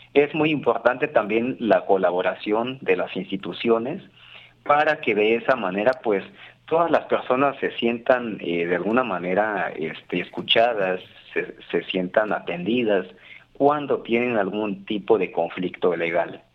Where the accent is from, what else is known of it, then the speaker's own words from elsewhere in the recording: Veracruz, Mexico; aquí en nuestro estado mexicano, en Veracruz